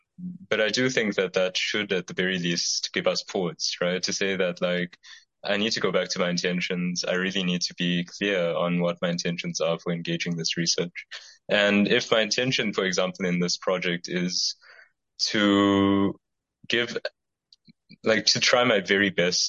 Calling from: South Africa; the fact that I'm speaking from South Africa, which is a context that I'm, as I'm sure you're familiar with, yes, it definitely has its problems

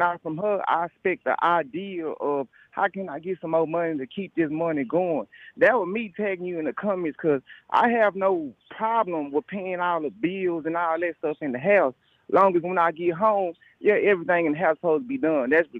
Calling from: Dallas, Texas, United States; Hey, Jay, I'm from Dallas, Texas.

